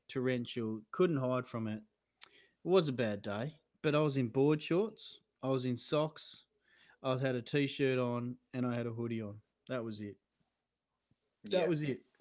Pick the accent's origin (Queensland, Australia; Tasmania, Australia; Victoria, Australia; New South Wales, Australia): Victoria, Australia; Melbourne; growing up in Park Orchards Primary